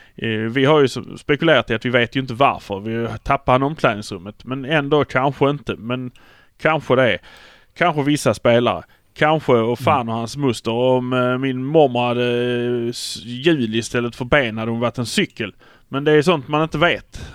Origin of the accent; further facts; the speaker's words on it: Malmö, Skåne, Sweden; vi är från Malmö